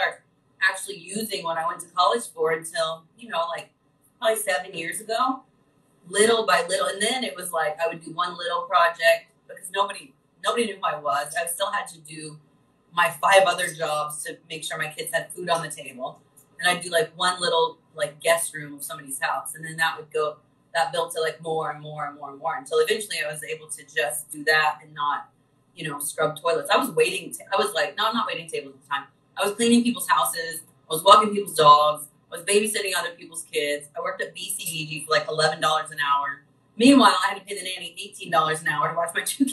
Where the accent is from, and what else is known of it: Vincennes, Indiana, United States; born or raised there; moved away as an adult; also born or lived in Terre Haute, Indiana